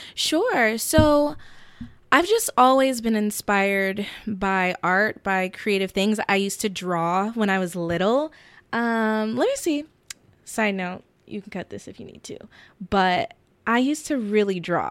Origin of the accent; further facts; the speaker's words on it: Warner Robins, Georgia, United States; moved away as an adult; also born or lived in Queens, New York / Atlanta; now in New York, United States; I grew up in middle Georgia